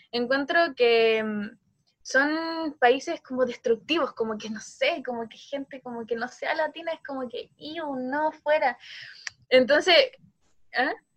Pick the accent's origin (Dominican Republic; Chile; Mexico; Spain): Chile